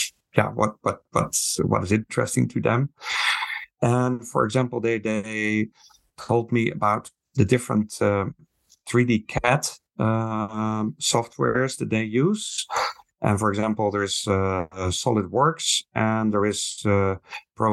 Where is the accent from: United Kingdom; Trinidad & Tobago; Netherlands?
Netherlands; moved away as an adult; now in Taiwan; I'm from the Netherlands originally, but I've been working in Taiwan for 25 years